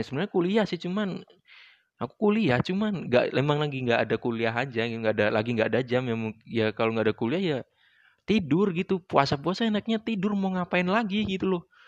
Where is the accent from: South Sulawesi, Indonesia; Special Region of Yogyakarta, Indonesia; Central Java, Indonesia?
Special Region of Yogyakarta, Indonesia; Yogyakarta; asal dari Yogyakarta